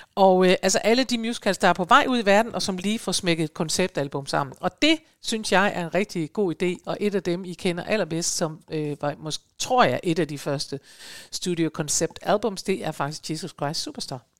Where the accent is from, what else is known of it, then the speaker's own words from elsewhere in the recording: Aalborg, North Denmark Region, Denmark; moved away; hjemme i Aalborg